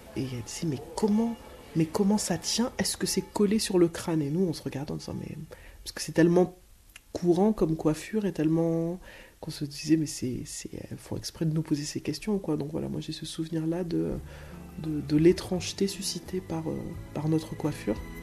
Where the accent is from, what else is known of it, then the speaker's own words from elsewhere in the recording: Schoelcher, Martinique; je viens de la commune, j'ai grandi dans la commune de Shelcher